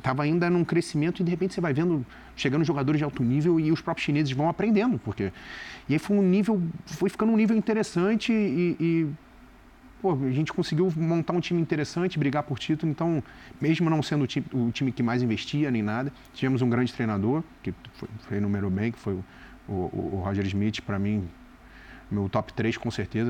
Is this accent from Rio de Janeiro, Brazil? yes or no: yes; Rio de Janeiro, Brazil; moved away; eu sou nascido e criado do lado do Maracanã